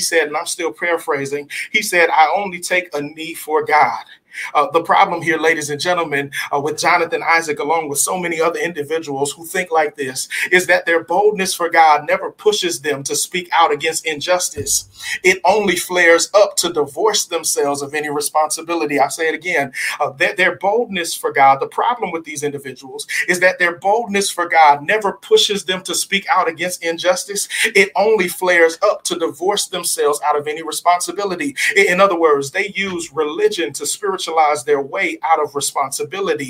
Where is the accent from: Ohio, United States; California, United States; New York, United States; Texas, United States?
California, United States; Southern; I'm from Southern California.